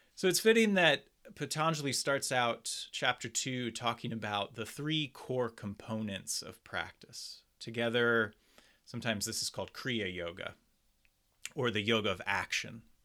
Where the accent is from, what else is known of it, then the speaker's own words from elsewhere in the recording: Doylestown, Pennsylvania, United States; my hometown of Doylestown, Pennsylvania